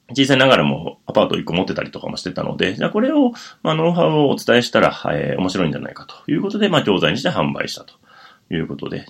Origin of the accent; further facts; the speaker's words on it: Wakayama, Japan; moved away as an adult; now in Tokyo, Japan; 千九百七十五年に和歌山県で生まれまして